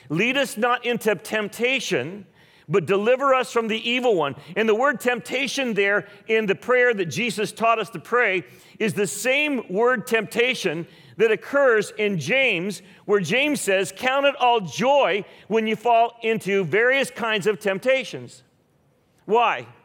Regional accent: Philippines; My, my wife and I grew up in the Philippines. We were missionary kids.

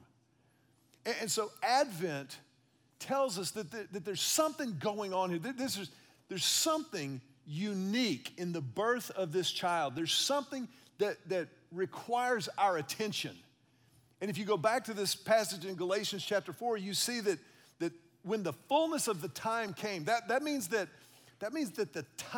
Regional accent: Houston, Texas, United States; I was a kid growing up in Houston

